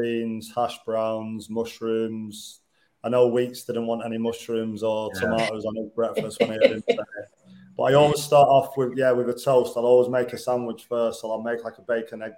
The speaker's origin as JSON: {"language": "English", "region": "the north of England", "country": "United Kingdom", "also_born_or_lived": "Beckenham, London", "said": "being a Northerner"}